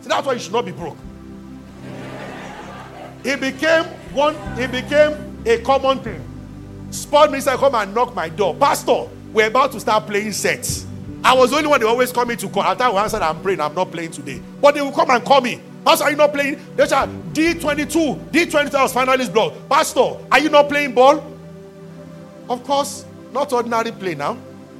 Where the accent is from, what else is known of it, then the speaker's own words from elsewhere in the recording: Nigeria; as a Nigerian